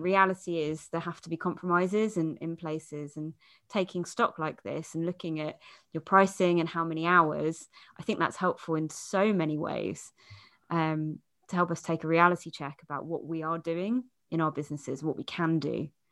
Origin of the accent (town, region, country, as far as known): United Kingdom